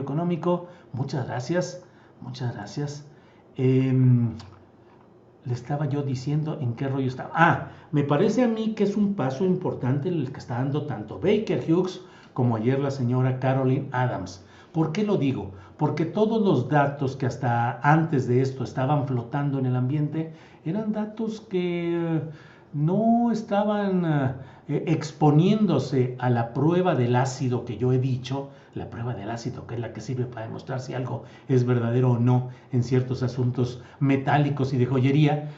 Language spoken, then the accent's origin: Spanish; Mexico